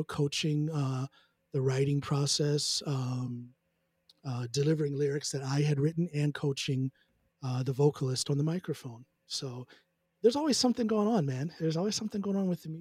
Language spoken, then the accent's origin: English; United States; now in Norway; as an American songwriter.